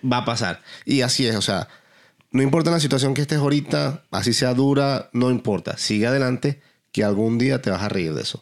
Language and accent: Spanish; Venezuela; moved away as an adult; also born or lived in Dublin, Ireland; now in Texas, United States; cuando salí de Venezuela, cuando salí de Dublín, cuando llegué acá